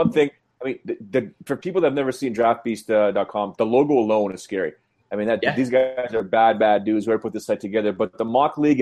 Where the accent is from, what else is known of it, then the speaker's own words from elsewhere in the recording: Canada; being Canadian